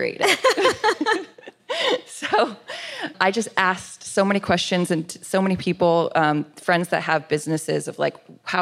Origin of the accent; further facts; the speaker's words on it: Los Angeles, California, United States; I grew up in Los Angeles in the suburbs in the San Fernando Valley